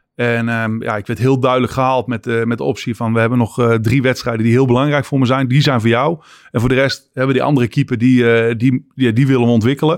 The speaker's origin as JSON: {"language": "Dutch", "country": "Netherlands", "moved": "yes", "said": "Als Nederlander dat je bent"}